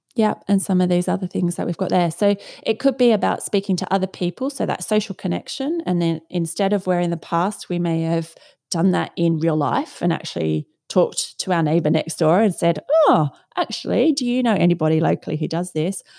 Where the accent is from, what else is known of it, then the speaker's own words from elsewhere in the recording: Australia; moved away as an adult; now in London, United Kingdom; So, I am from Australia originally and now live in London and have been here since two thousand and one.